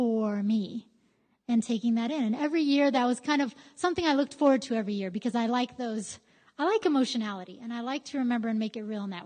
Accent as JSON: {"language": "English", "town": "Greeley", "region": "Colorado", "country": "United States", "tie": "born or raised there", "said": "I grew up in Greeley, well, near Greeley"}